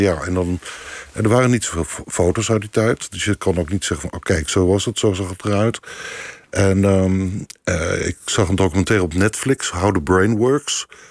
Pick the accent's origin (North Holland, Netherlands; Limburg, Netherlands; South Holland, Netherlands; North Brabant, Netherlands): South Holland, Netherlands; Leiden; ik kom niet uit Rotterdam, maar ik kom uit Leiden